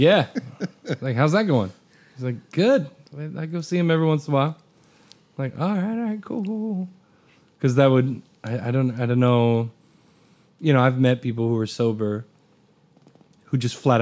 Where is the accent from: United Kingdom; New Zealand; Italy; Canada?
Italy; moved away; we grew up in Italy